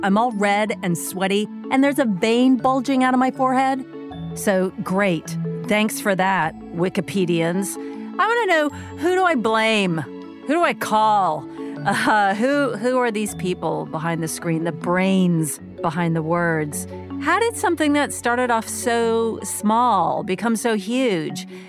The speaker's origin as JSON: {"language": "English", "town": "Oakton", "region": "Virginia", "country": "United States", "tie": "born or raised there", "also_born_or_lived": "Fort Belvoir, Virginia"}